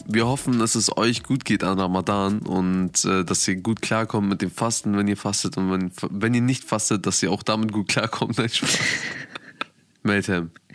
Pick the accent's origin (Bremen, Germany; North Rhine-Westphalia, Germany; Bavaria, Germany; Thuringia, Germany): Bremen, Germany; Bremen ist meine Heimat. Ich bin hier geboren, ich bin hier groß geworden und ich lebe hier